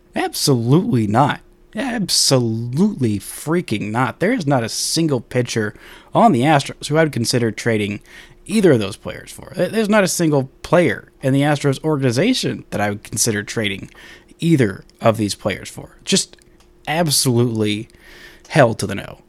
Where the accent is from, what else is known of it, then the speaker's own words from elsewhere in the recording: Dallas, Texas, United States; Working for my hometown paper